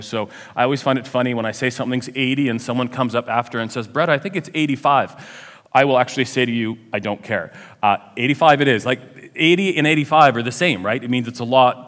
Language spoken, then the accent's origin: English; Ajax, Ontario, Canada; I come from Ajax